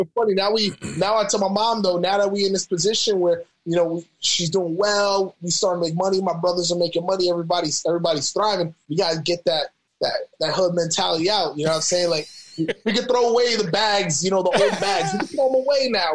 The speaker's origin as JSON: {"language": "English", "town": "New York City", "region": "New York", "country": "United States", "tie": "born or raised there", "also_born_or_lived": "Albany, New York / Arkansas", "moved": "as an adult", "lives_now": "Sacramento, United States", "said": "from New York, born in the Bronx, grew up in Albany."}